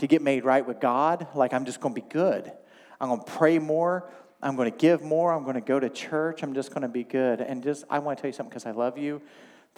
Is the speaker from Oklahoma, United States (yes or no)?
yes; Oklahoma, United States; now in Michigan, United States; I grew up in Oklahoma.